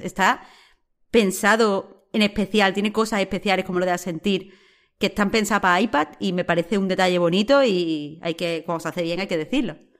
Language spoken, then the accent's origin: Spanish; Rincón de la Victoria, Andalusia, Spain; la forma de vivir que es tan, tan, tan de mi pueblo, de cuando yo era chica, de Rincón, vaya, de Rincón de la Victoria.